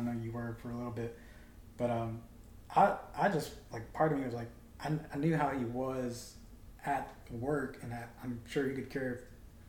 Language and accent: English; Mobile, Alabama, United States; I'm a kid from Mobile